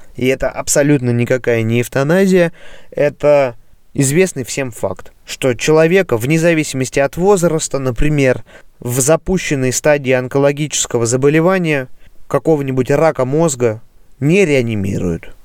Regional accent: Russia; moved away as an adult; also born or lived in Voronezh; now in Germany; в моем родном городе

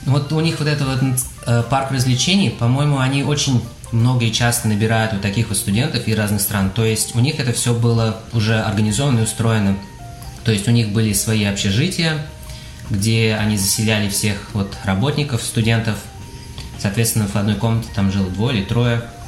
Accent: Kazan, Tatarstan, Russia; moved away as an adult; now in Houston, United States

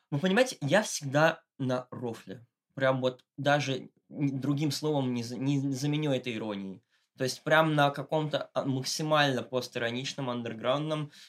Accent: Moscow, Russia; в адрес того, что я богатенький мальчик из Москвы и жизни не видел

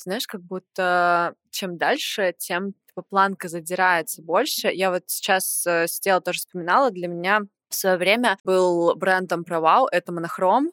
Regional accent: Saint Petersburg, Russia; я из Питера

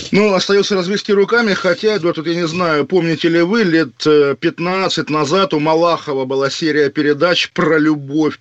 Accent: Kaliningrad Oblast, Russia; у меня на родине

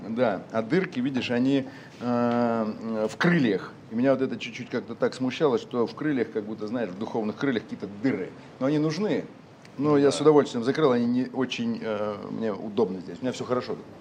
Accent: Urals, Russia; moved away; also born or lived in Moscow / Saint Petersburg; я родился на Урале, простых достаточно условиях

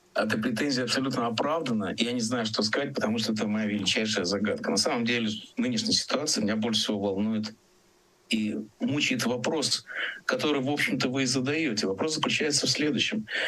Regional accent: Riga, Latvia; moved away; Риги, который мой родной город

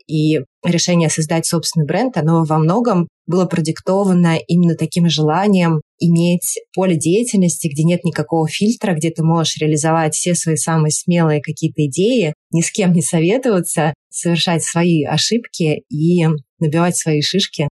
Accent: Saint Petersburg, Russia; moved away as an adult; now in Thailand; я петербурженка в эмиграции, живу сейчас в Таиланде

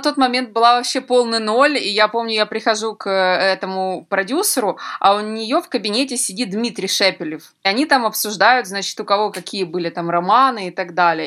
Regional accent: Donetsk, Donetsk Oblast, Ukraine; moved away as an adult; also born or lived in Kyiv, Ukraine; я из Донецка, мы больше все-таки русскоязычные

